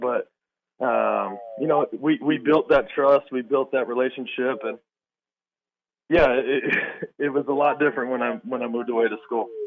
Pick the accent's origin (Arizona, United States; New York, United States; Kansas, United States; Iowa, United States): Arizona, United States; Mesa; moved away as an adult; I grew up in Mesa, Arizona